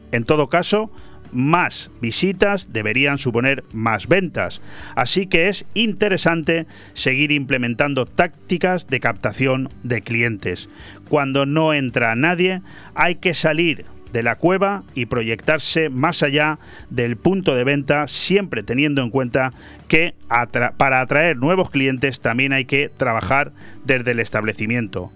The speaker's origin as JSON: {"language": "Spanish", "town": "Benidorm", "region": "Valencian Community", "country": "Spain", "tie": "born or raised there", "said": "todos los que hemos nacido y somos de Benidorm"}